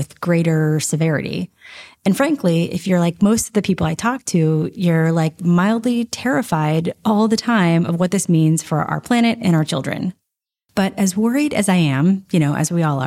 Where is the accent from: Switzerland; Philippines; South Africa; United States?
United States; Nashville, Tennessee; I grew up in Nashville, Tennessee